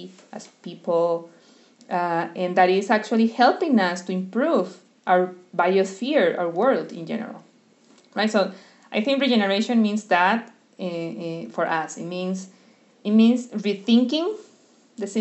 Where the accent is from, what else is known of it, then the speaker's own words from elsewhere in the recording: Costa Rica; also born or lived in Brazil; I'm from Costa Rica